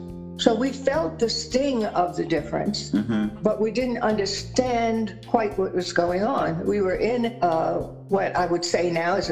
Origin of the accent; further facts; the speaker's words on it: New York, United States; And so she pulled us out and I attended an Episcopal school in Manhattan.